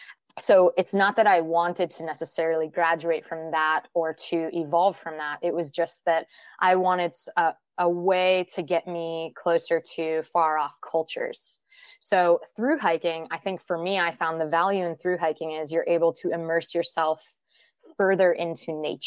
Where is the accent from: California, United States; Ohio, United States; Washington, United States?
Washington, United States; Seattle; moved away as an adult; also born or lived in Gainesville, Florida; the most formulative years for me were in Seattle, Washington. So when I say I'm from Seattle, it was about 13 years there that I was in Seattle before college